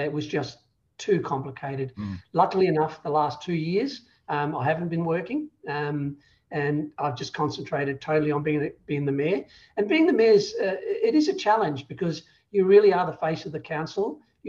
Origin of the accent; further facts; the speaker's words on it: Ireland; moved away as an adult; now in Australia; because we come from Ireland where you can go from one end to the other in an afternoon.